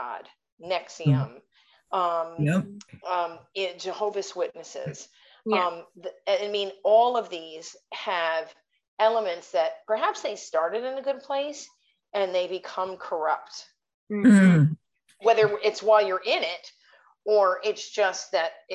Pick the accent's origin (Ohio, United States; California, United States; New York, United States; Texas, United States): New York, United States; Rotterdam; growing up in Rotterdam, going to St. Gabriel's Church